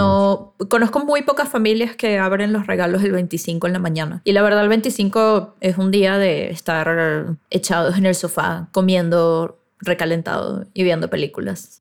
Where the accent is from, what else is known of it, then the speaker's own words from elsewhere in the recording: Venezuela; nosotros los venezolanos